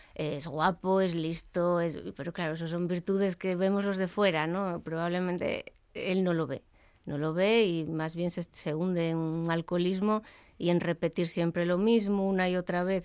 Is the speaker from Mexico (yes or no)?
no; Gijón, Asturias, Spain; yo soy de Gijón